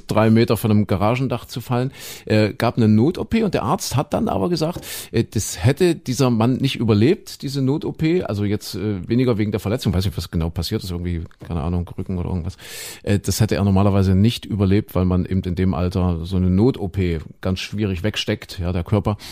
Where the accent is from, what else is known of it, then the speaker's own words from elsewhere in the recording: Saxony-Anhalt, Germany; also born or lived in Köthen; da wo ich aufgewachsen bin, Sachsen-Anhalt